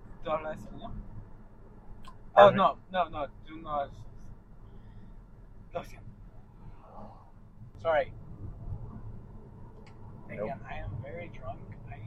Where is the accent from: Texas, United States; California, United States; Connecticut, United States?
Texas, United States; mi familia es, my family is from Texas, mostly from Texas and Chihuahua.